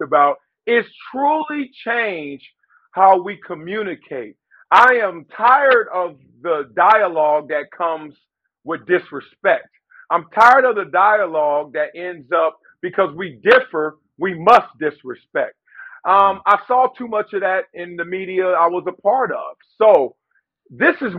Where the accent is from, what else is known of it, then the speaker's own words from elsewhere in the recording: Compton, California, United States; I'm from Compton